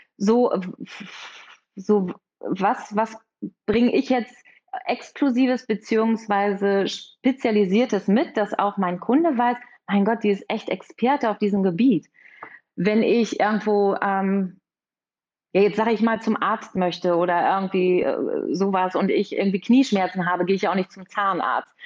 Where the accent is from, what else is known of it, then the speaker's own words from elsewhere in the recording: Münster, North Rhine-Westphalia, Germany; Ich komme aus Münster. Hier haben wir auch unser Büro